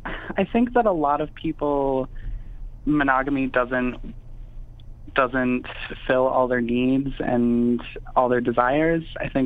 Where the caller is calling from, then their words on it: Madison, Wisconsin, United States; I am in Madison, Wisconsin.